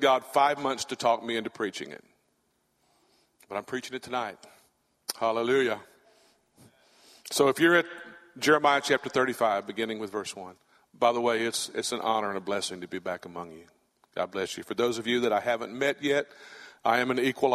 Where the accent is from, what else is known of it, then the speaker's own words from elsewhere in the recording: Catahoula Parish, Louisiana, United States; accent: central Louisiana redneck; moved away; I'm from Catahoula Parish in Louisiana